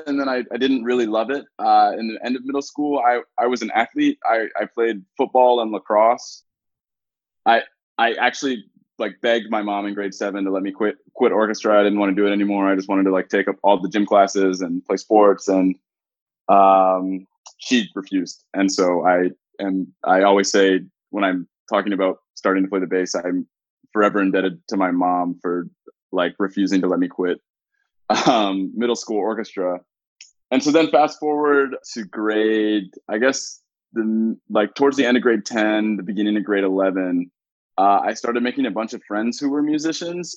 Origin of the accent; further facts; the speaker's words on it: Raleigh, North Carolina, United States; moved away as an adult; now in Toronto, Canada; I grew up in Raleigh, North Carolina